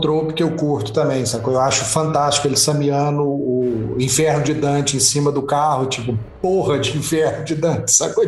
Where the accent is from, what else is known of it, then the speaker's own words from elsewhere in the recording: Brazil; nossa como brasileiros